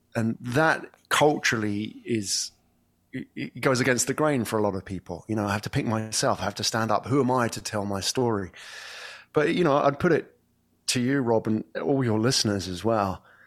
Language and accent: English; England, United Kingdom; moved away as an adult; now in Singapore; I come from England, and, but I haven't lived there for, well, over ten years.